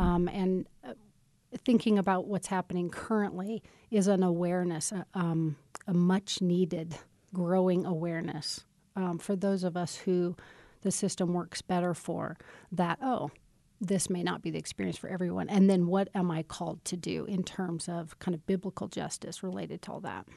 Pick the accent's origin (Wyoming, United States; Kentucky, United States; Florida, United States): Wyoming, United States; Casper; I was born in Casper